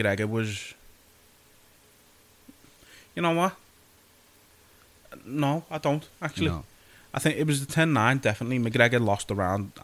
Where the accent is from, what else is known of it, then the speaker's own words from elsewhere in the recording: United Kingdom; also born or lived in Liverpool; being British